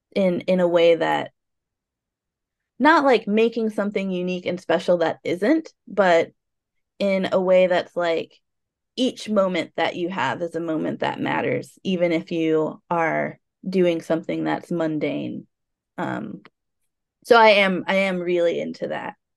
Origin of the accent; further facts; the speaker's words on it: United States; also born or lived in Portland; being American